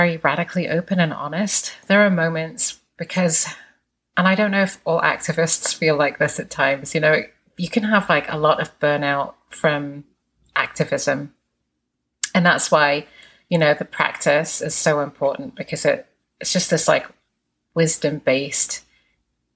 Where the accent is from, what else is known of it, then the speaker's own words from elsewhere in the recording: England, United Kingdom; moved away; I grew up in England